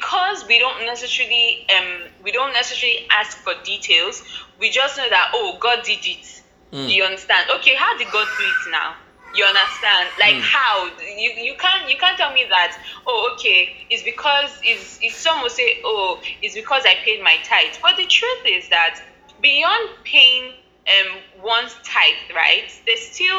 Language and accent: English; Nigeria; I'm Nigerian, of course, and I live in Nigeria. I grew up in Nigeria, everything Nigeria.